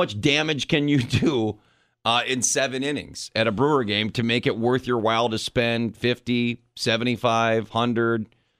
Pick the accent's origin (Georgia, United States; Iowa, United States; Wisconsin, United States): Wisconsin, United States; Middleton; born or raised there